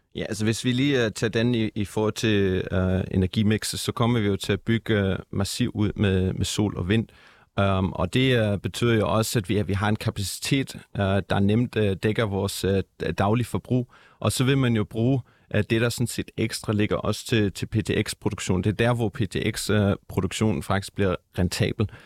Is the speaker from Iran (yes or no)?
no; Germany; now in Denmark; jeg er opvokset i Tyskland